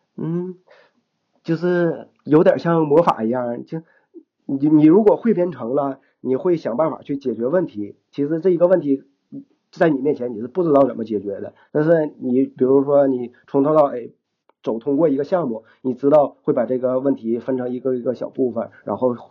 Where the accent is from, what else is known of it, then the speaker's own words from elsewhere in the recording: Shenyang, Liaoning, China; accent: Northeastern; moved away as an adult; now in Dalian, China; 我是沈阳人